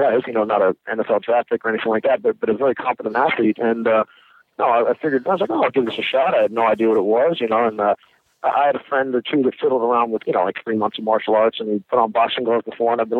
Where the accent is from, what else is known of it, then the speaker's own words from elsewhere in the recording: Arlington, Virginia, United States; I grew up in the Arlington, Virginia, D.C. area. I went to school here, you know, was here my whole life.